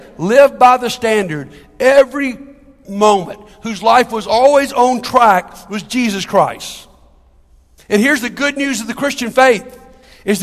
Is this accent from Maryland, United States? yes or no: yes; Capitol Heights, Maryland, United States; the church I grew up down in Capitol Heights